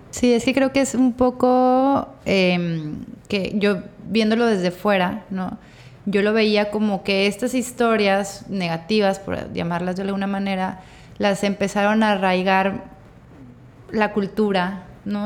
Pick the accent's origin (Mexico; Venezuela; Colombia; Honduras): Mexico; Torreón, Coahuila; now in Sinaloa, Mexico; soy de Torreón, pero yo soy de aquí